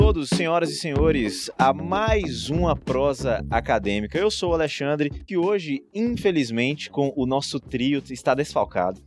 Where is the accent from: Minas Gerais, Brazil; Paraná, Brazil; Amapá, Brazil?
Minas Gerais, Brazil; Governador Valadares; eu que sou aqui de Valadares